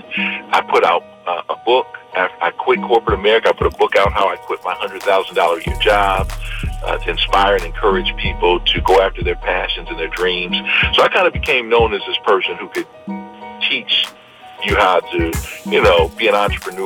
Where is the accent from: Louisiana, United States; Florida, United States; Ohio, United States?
Ohio, United States; moved away as an adult; also born or lived in Hampton, Virginia; I grew up in Ohio